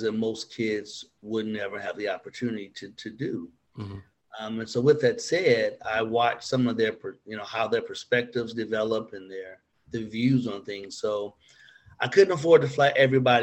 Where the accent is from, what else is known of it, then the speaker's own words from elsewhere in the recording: Gary, Indiana, United States; I'm from Gary, Indiana.